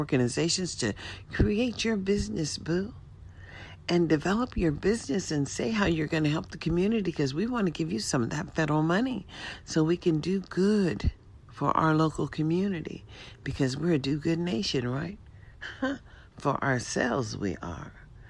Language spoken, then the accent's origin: English; United States; we are all American citizens